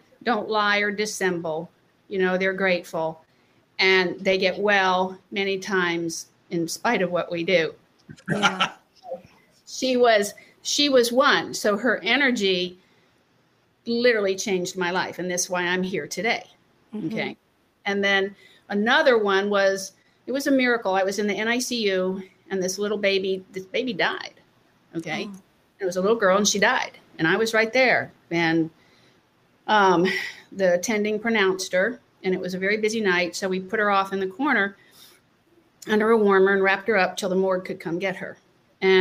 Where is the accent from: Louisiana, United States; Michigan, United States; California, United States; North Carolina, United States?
North Carolina, United States; I grew up in North Carolina